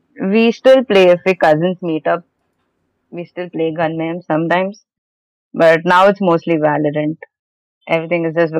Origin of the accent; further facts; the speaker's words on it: Mumbai, Maharashtra, India; I'm from Mumbai, and I met Krasma in an interview.